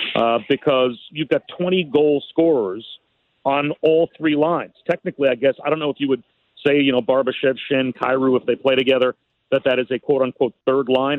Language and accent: English; New Jersey, United States; I grew up in New Jersey as a Rangers fan.